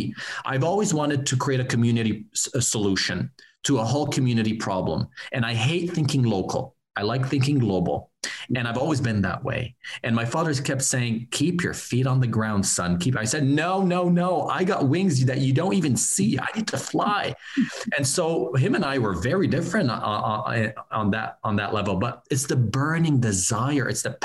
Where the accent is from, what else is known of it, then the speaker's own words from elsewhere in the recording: Laval, Quebec, Canada; moved away; also born or lived in Montreal; I came from Montreal, Laval, in Quebec